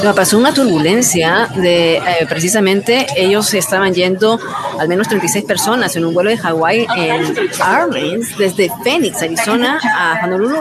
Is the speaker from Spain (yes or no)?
no; Peru; lamento muchísimo lo que está ocurriendo en mi país